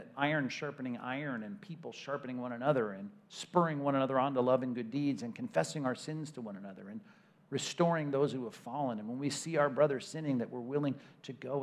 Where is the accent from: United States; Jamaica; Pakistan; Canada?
United States; California; I'm from California